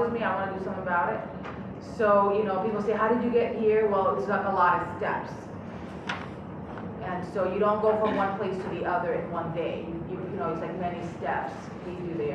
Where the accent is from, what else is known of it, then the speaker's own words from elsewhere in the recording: Miami, Florida, United States; moved away as an adult; also born or lived in Michigan; I grew up in Miami, I'm a Cuban girl from Miami